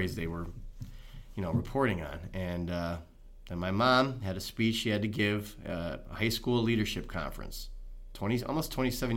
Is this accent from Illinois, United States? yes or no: yes; Chicago, Illinois, United States; born and raised in Chicago. Came out of the city, south side of the city, moved around a little bit when I was young